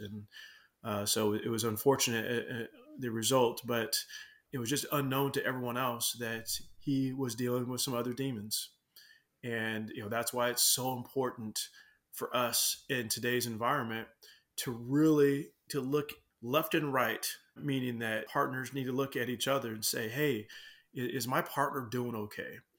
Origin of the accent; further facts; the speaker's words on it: Seattle, Washington, United States; I grew up in Southwest Seattle, Burien, uh, White Center, Des Moines, all through there